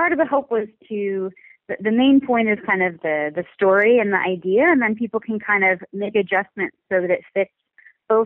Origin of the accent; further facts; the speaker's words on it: Southern California coast, United States; I grew up on the Southern California coast